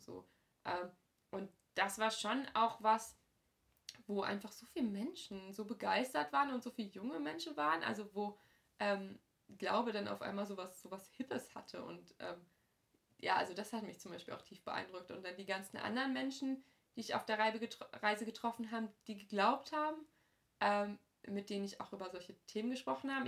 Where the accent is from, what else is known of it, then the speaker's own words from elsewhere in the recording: Hamm, North Rhine-Westphalia, Germany; meiner Heimatgemeinde in Hamm